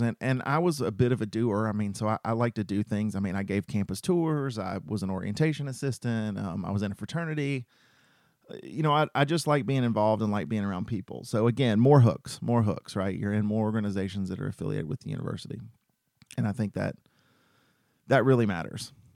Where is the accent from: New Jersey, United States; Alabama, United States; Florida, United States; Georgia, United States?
Georgia, United States; Cartersville; also born or lived in Macon, Georgia; I'm from Cartersville, Georgia